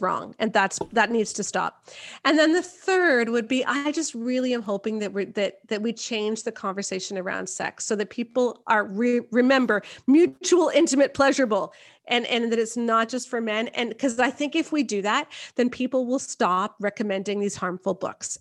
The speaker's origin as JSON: {"language": "English", "country": "Canada", "said": "I'm not even American, I'm Canadian"}